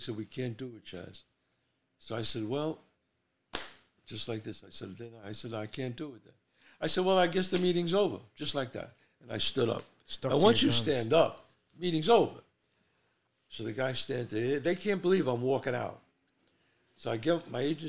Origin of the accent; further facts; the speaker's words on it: New York City, New York, United States; I'm a street guy. I grew up in the Bronx